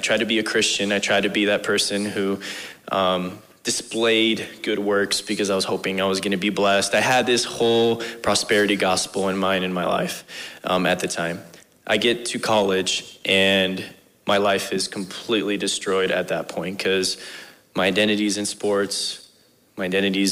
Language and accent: English; Bridgeport, Nebraska, United States; I grew up in Bridgeport, Nebraska.